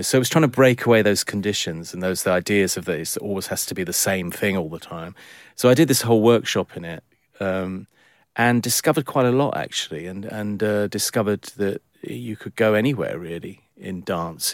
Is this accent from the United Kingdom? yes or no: yes; London, United Kingdom; born in London, I'm a Londoner